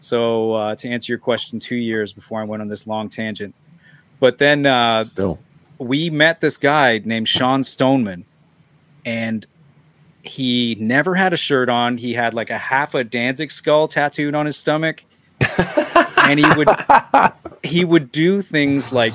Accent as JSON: {"language": "English", "country": "Canada", "said": "I'm so Canadian"}